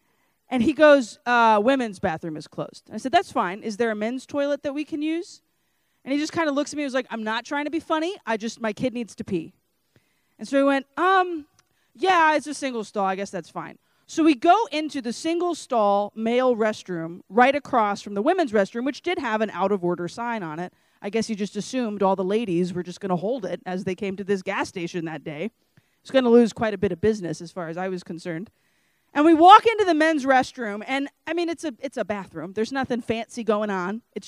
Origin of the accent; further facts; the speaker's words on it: Lake Charles, Louisiana, United States; And I'm obviously from Lake Charles, Louisiana, and I had no desire whatsoever to move to Scranton, Pennsylvania.